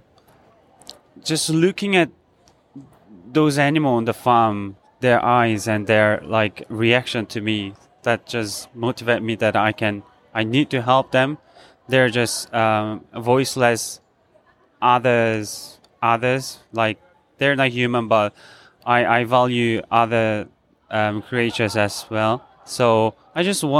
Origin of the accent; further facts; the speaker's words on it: South Korea; I'm from South Korea